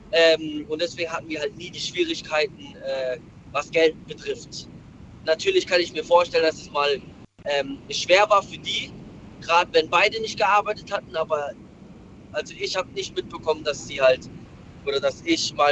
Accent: Malaysia; meine Eltern, beziehungsweise ich komme ursprünglich aus Malaysia und da waren halt die Verhältnisse

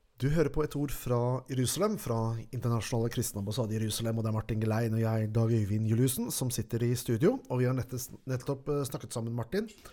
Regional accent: Norway; her hjemme i Norge

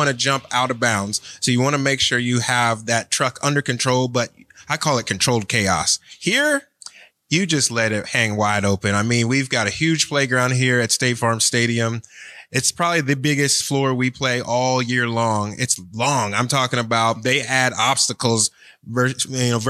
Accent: Cleveland, Ohio, United States; now in Florida, United States; I was born and raised in Cleveland

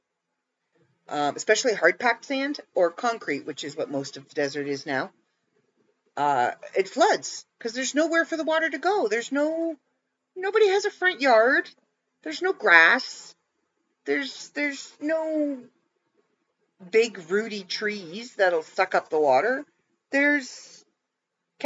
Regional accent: Canada; As a Canadian, it's something I was used

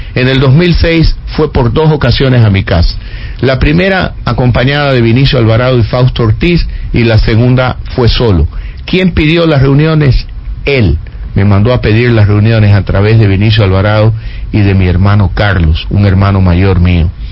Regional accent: Ecuador

